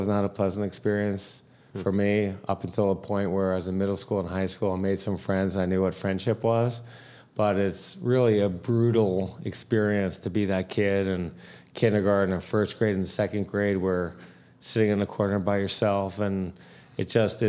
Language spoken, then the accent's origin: English; Detroit, Michigan, United States; Detroit, Michigan.